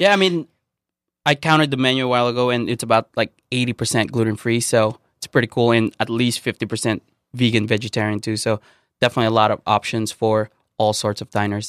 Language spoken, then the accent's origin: English; Philippines; moved away; growing up in the Philippines